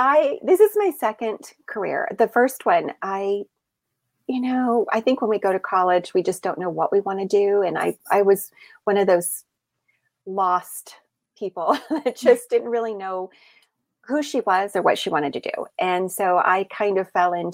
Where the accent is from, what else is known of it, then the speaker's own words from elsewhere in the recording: the South, United States; I grew up in the South